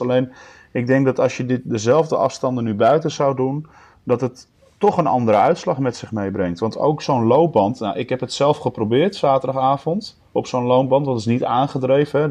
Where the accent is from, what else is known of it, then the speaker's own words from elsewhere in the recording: Netherlands; als Nederlanders